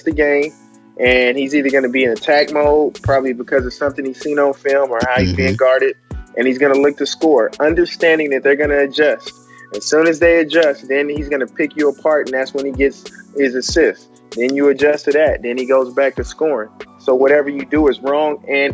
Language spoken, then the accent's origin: English; Oklahoma, United States; moved away; I'm from Oklahoma originally